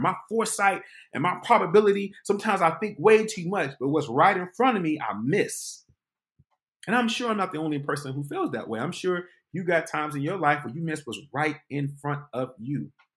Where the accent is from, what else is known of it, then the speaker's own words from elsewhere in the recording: Detroit, Michigan, United States; moved away as an adult; I was from Detroit